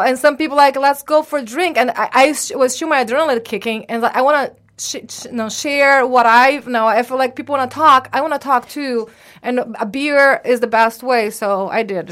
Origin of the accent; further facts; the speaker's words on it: Brazil; moved away; I'm from Brazil